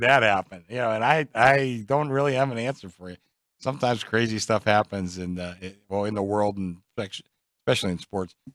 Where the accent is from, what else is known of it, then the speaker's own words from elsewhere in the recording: Pittsburgh, Pennsylvania, United States; now in Las Vegas, United States; I'm from Pittsburgh